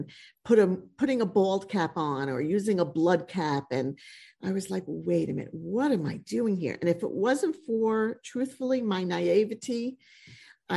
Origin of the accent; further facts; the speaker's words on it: United States; I went to beauty school in this small town that I grew up in outside of New York City